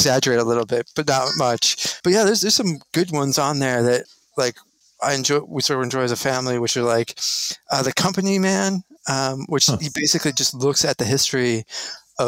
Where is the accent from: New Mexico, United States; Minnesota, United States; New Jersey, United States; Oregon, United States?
New Mexico, United States; Albuquerque; born or raised there; moved away as an adult